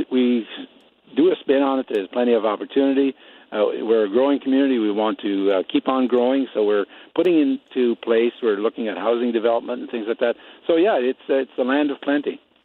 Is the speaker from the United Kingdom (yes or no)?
no; Netherlands; now in Nipawin, Canada; I'm an i-, immigrant myself. I come from Holland